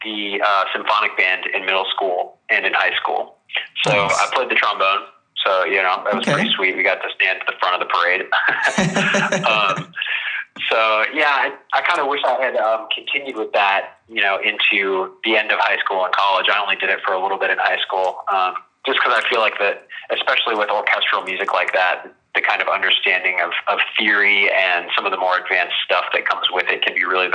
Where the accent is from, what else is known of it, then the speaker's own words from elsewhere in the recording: Virginia, United States; moved away as an adult; also born or lived in Washington, D.C.; now in California, United States; So originally, I'm from Washington, D.C., lived in Virginia most of my life, and recently in the last few years I've moved to California